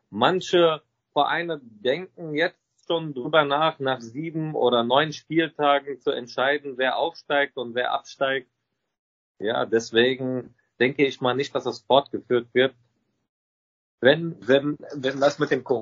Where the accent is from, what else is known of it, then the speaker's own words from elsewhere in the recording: Lebanon; Wir sind beide ursprünglich aus dem Libanon.